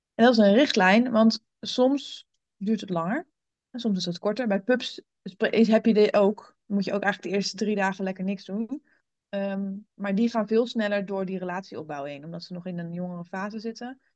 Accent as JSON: {"language": "Dutch", "area": "German border area", "region": "Gelderland", "country": "Netherlands", "tie": "born or raised there", "also_born_or_lived": "Rotterdam", "said": "ik ben opgegroeid in het Duitse gebied. In de, ik woon in de Achterhoek."}